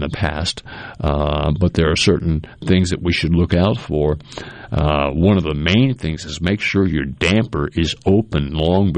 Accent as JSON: {"language": "English", "region": "New England", "country": "United States", "tie": "born or raised there", "moved": "yes", "lives_now": "Mississippi, United States", "said": "I grew up in New England"}